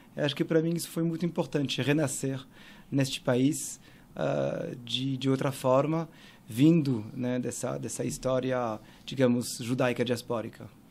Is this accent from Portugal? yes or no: no; Paris, Île-de-France, France; Portuguese is a second language; moved away as an adult; now in São Paulo, Brazil; E eu nasci em Paris, uh, em 80